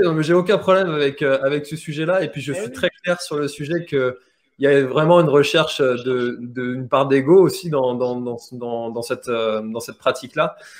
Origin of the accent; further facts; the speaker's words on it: Brittany, France; En tant que breton